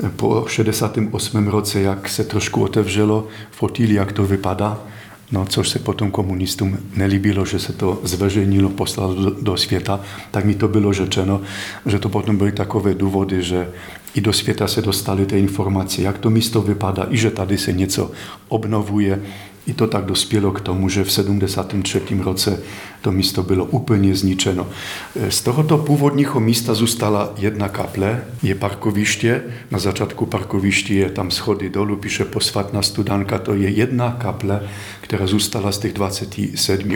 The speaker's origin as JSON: {"language": "Czech", "country": "Poland", "second_language": "Czech", "moved": "yes", "lives_now": "Czech Republic", "said": "Já jsem cizinec, jsem z Polska"}